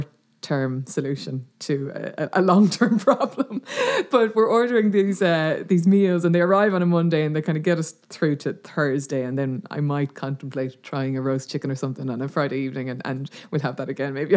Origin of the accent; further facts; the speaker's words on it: Dublin, Leinster, Ireland; moved away as an adult; now in West Clare, Ireland; I grew up in Dublin, but my mum and dad are from Clare and all our family are in Clare